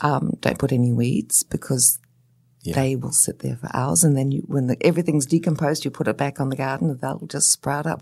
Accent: New Zealand; now in Australia; I say Hakea because I come from New Zealand

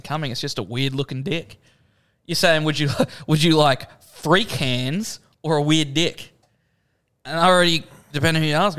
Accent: Australia; I'm an Australian.

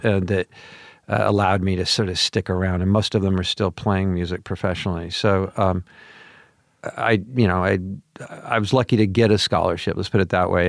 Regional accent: Portland, Oregon, United States; moved away; also born or lived in Pomona, California; I grew up in Portland, Oregon

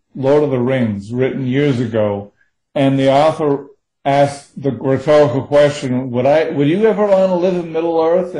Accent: United States; I'm speaking as an American

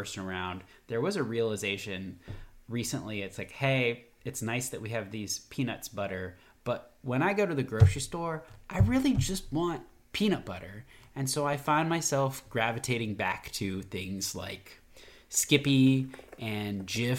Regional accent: Virginia, United States; now in Atlanta, United States; I'm from Virginia

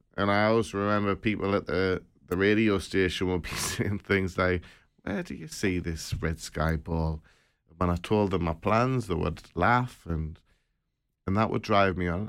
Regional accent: Sunderland, North East England, United Kingdom; from Sutherland

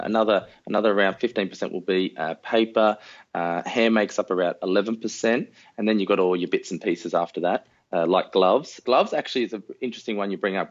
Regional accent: Sydney, New South Wales, Australia; we grew up uh, northwest of Sydney

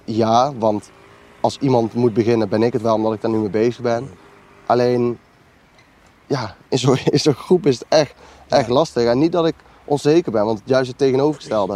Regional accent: Lent, Gelderland, Netherlands; also born or lived in Nijmegen; ben geboren en getogen in Lent. Ik woon nu eh, in Nijmegen op de Graafseweg

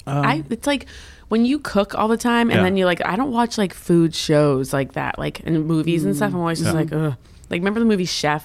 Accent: Maryland, United States; I'm from Maryland

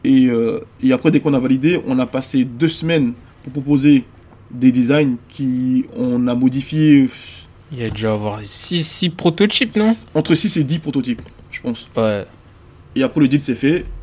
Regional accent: Côte d’Ivoire; moved away; Parce que moi j'ai quitté la Côte d'Ivoire pendant la guerre. Et je suis jamais retourné depuis.

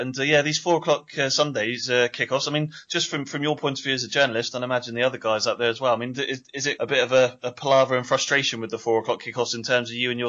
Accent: Southampton, South East England, United Kingdom; I'm a Saints fan of over 30 years, born and bred in Southampton

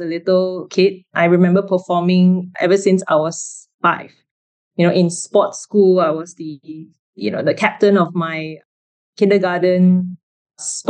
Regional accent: Kuala Lumpur, Malaysia; I grew up in Kuala Lumpur, so a city girl from young.

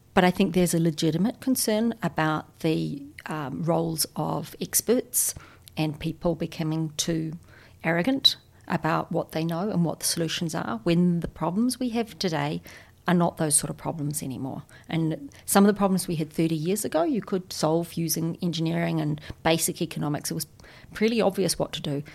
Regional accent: New Zealand; I'm a New Zealander

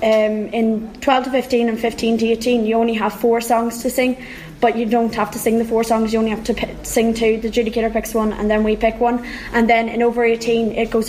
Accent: Monaghan, County Monaghan, Ireland; I am from Monaghan

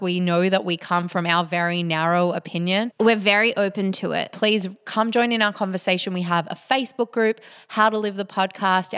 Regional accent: Australia; being Australian

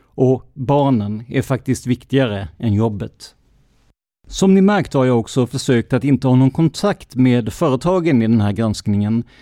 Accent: Karlskrona, Blekinge, Sweden; Min hemkommun blir bara mer och mer religiös

